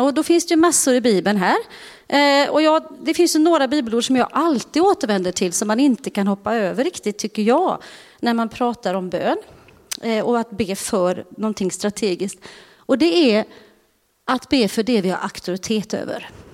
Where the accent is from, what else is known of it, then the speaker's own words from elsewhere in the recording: Uddevalla, Västra Götaland, Sweden; moved away; jag är ju från Uddevalla och eh, är ju uppvuxen i Bäve församling